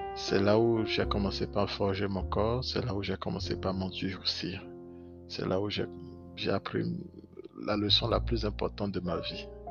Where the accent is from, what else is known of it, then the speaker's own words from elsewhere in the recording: Benin; Je suis né au Bénin. J'ai grandi au Bénin